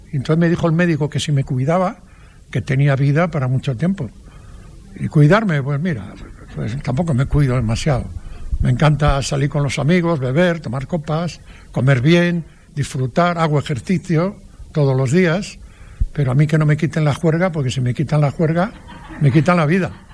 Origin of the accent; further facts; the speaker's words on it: Padrón, Galicia, Spain; en mi pueblo, en Padrón, había una plazuela delante de mi casa donde yo jugaba todos los días